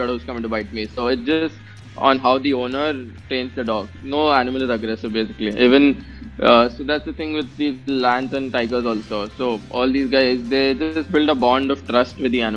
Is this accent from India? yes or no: yes; India; I'm an Indian